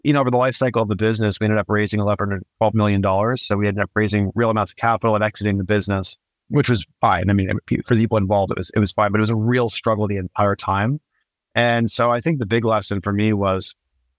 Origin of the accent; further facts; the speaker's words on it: Niagara Falls, Ontario, Canada; I grew up in Niagara Falls on the Canadian side, so very close to Buffalo